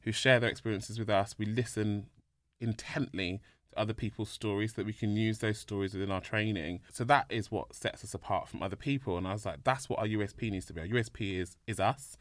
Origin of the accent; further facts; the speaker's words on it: London, United Kingdom; born in London